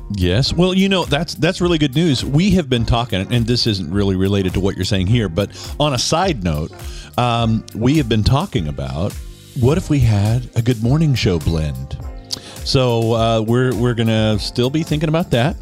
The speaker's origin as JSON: {"language": "English", "region": "Western Kansas", "country": "United States", "tie": "born or raised there", "said": "as a kid growing up in Western Kansas"}